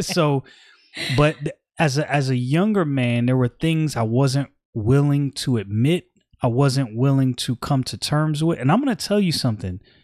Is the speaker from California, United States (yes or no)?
no; New York City, New York, United States; I'm from Brooklyn